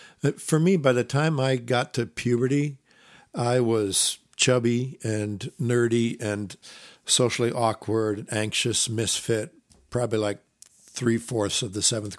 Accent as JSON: {"language": "English", "region": "Iowa", "country": "United States", "tie": "born or raised there", "also_born_or_lived": "Minnesota", "said": "I was raised in the Midwest, Iowa, Minnesota, by conservative, evangelical Christian parents."}